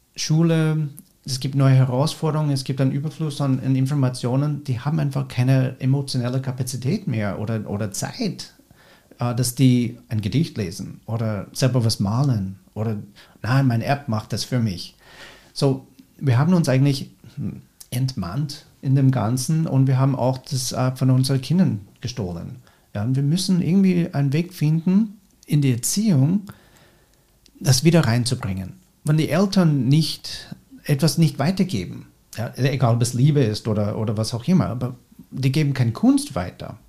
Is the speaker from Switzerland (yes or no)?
no; United States; German is a second language; moved away as an adult; now in Austria; in Amerika, wo ich herkomme